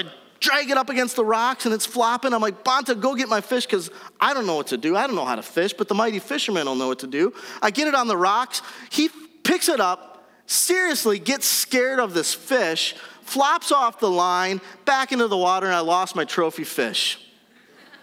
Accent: Wisconsin, United States; We're from Wisconsin

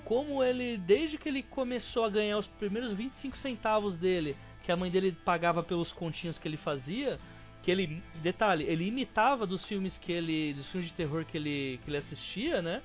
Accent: São Paulo, Brazil; Eu sou paulista

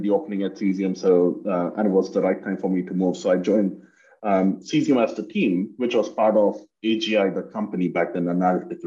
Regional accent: India; moved away as an adult; now in United States; I grew up in India and did my undergrad there

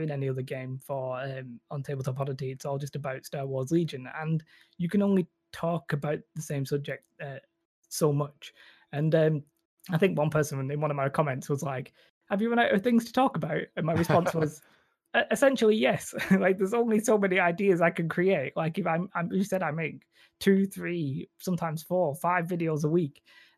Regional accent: England, United Kingdom; accent: northern English; I would sort of disagree with my northern English accent

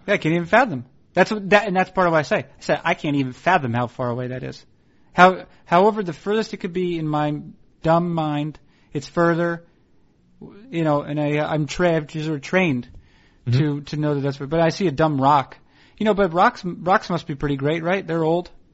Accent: Northeast, United States; moved away as an adult; also born or lived in Portland / Seattle; I was being from the Northeast. I didn't live near any family

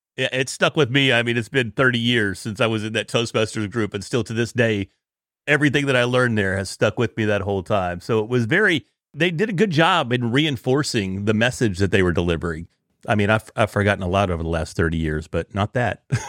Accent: Sherman, Texas, United States; also born or lived in Dallas area, Texas; I'm from Sherman Dennison, which is at the far north end of Texas, right on the border of Texas and Oklahoma

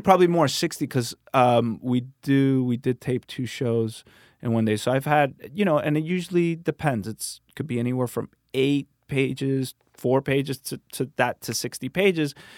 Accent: Miami, Florida, United States; now in Santa Monica, United States; I was born in Miami

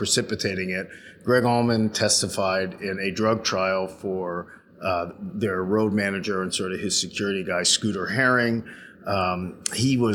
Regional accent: Pittsburgh, Pennsylvania, United States; my hometown of Pittsburgh

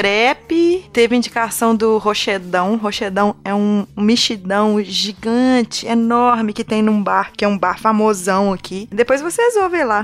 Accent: Minas Gerais, Brazil; Eu sou de Minas

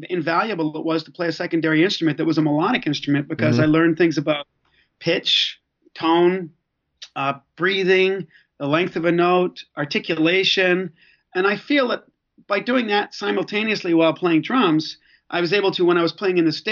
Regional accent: Belfast, Northern Ireland, United Kingdom; I was born in Belfast, Northern Ireland, so I'm Irish

